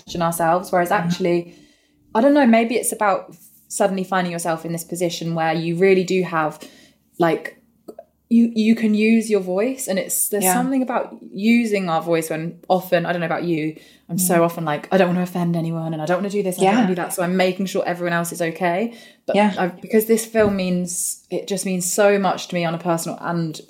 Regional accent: Northampton, East Midlands, United Kingdom; we're both from Northampton. So I grew up really in this place

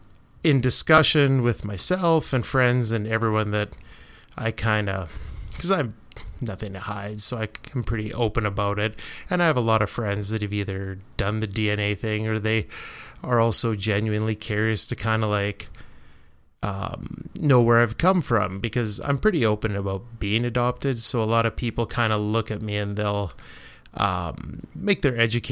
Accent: Canada; being Canadian

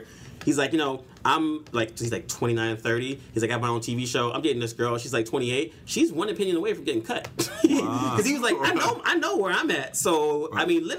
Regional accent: Bay Area, California, United States; I'm from the Bay Area

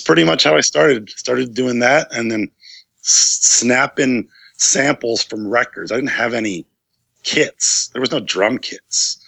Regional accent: Ithaca, New York, United States; back in my hometown in Ithaca, New York

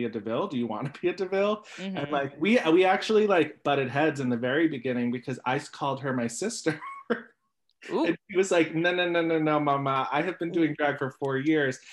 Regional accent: New York City, New York, United States; I grew up in College Point, Queens with a garbage man dad and a mom who worked at a vending machine company

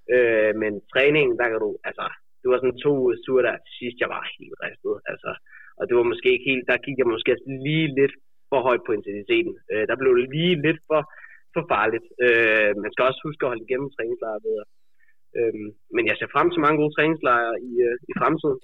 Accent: Denmark

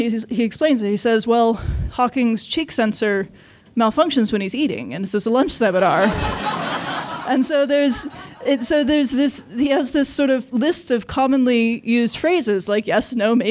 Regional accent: Los Angeles, California, United States; I grew up in Los Angeles

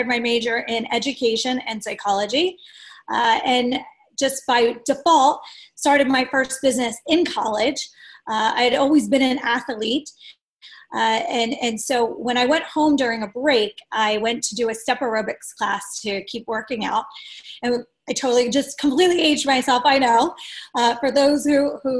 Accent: Delaware County, Pennsylvania, United States; I'm from Delaware County

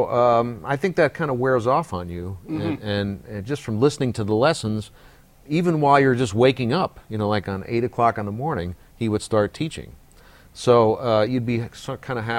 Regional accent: Bay Area, California, United States; growing up in the Bay Area

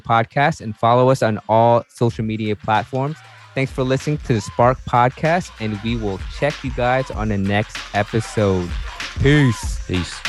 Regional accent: Virginia, United States; we're actually from Virginia

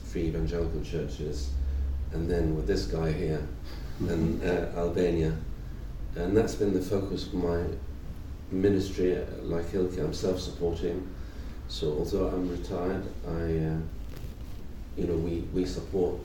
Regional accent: Israel; moved away as an adult; also born or lived in United Kingdom; I was born to Arabic-speaking Christians in Israel

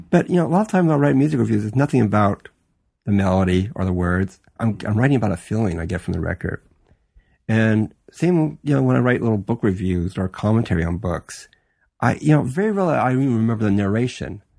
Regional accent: Los Angeles, California, United States; I was born and raised in Los Angeles

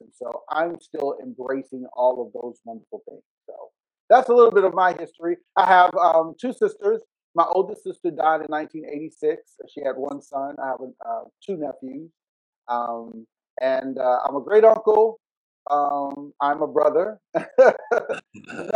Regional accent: Richmond, Virginia, United States; I grew up in Varina, in the eastern part of Henrico, in Richmond, Virginia

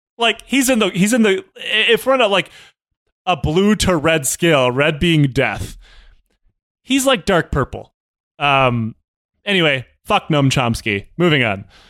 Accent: United States; I'm American.

